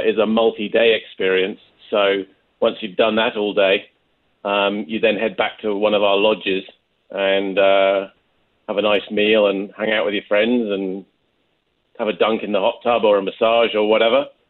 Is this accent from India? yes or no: no; England, United Kingdom; moved away as an adult; now in Canada; as you can probably just about tell from the accent, I'm not Canadian originally. I actually came over from England 20-odd years ago